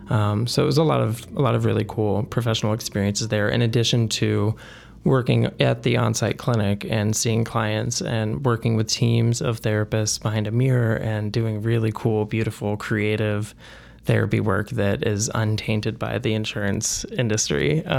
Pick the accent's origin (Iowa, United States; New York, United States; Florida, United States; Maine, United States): Iowa, United States; Burlington; born there; I was born in Burlington, Iowa, small town in Southeast Iowa. I went to the University of Iowa for undergrad and got a BS in psychology. And it was at that point that I knew that I wanted to get out of Iowa.